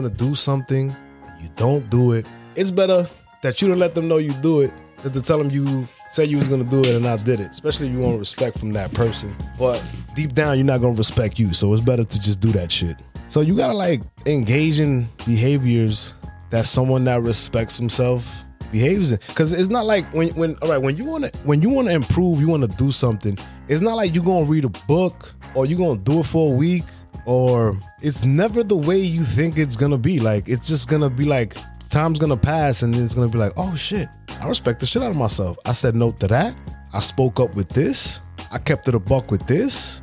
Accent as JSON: {"language": "English", "town": "New York City", "region": "New York", "country": "United States", "said": "I'm from Brooklyn"}